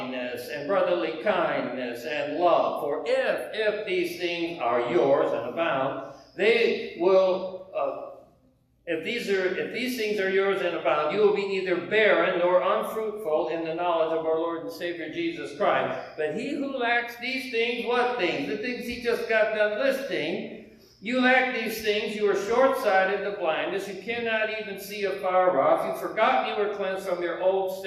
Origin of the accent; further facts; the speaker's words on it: United States; I may be from the United States